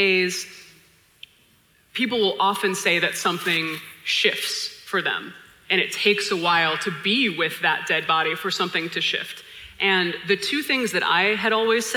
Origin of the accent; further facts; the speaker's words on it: Hawaii, United States; My family's from Hawaii. I was born and raised in Hawaii